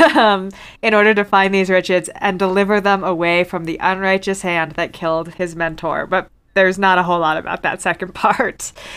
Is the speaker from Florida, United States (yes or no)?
no; Virginia, United States; I grew up in Virginia and went to Jamestown a bunch